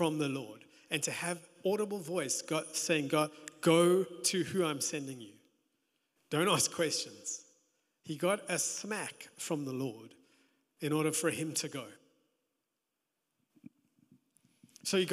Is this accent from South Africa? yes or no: yes; South Africa; also born or lived in Johannesburg; being South African, being in Joburg